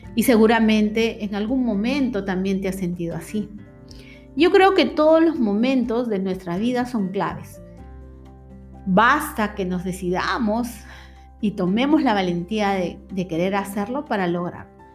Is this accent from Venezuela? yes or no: no; Peru; aquí en mi país, Perú